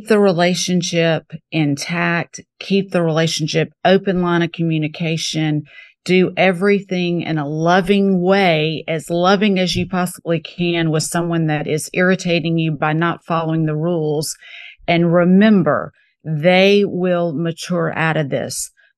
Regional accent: Mississippi, United States; now in New Orleans, United States; You can't be from Mississippi and, you know, live in New Orleans without appreciating antiques.

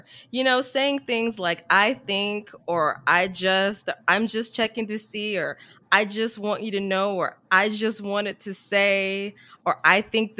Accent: the South, United States; And, you know, I was brought up in the South where, you know, you work hard.

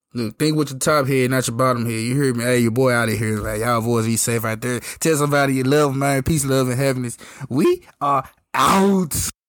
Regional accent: Memphis, Tennessee, United States; I'm from Memphis

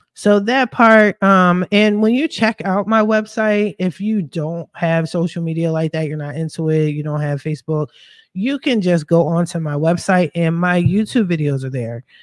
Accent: Philadelphia, Pennsylvania, United States; moved away as an adult; now in West Coast, United States; I am from Philadelphia. I'm a Philly chick all day

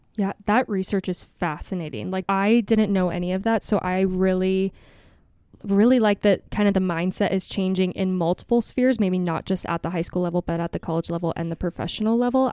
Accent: Kansas City, Missouri, United States; moved away; I'm from Kansas City originally

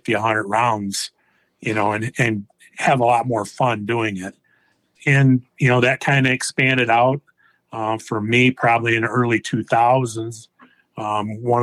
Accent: Michigan, United States; Also from Michigan

